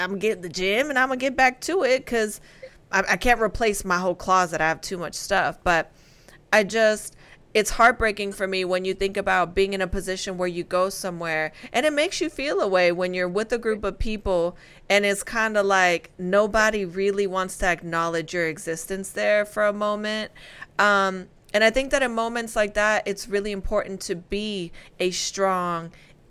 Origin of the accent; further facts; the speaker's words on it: Spain; I mean, listen, it's no secret. I'm from Spain. I love to cook.